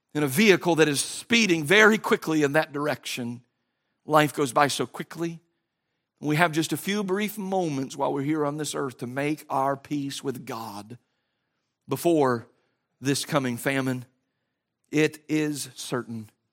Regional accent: United States; As American Christians

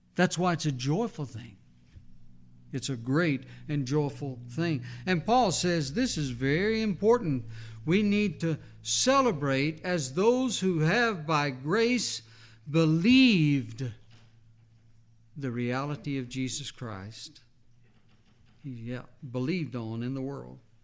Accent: New Mexico, United States; as a little boy growing up in New Mexico

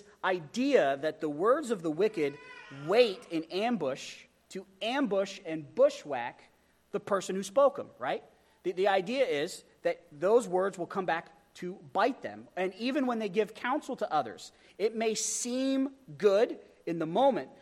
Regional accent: Wyoming, United States; I grew up in Wyoming

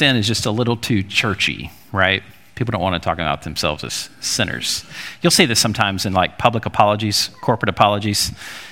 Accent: Alabama, United States; Growing up in Alabama

